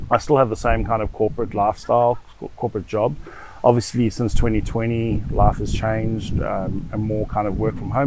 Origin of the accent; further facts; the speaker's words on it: Johannesburg, Gauteng, South Africa; moved away as an adult; now in The Hague, Netherlands; growing up in South Africa, I think we had a good life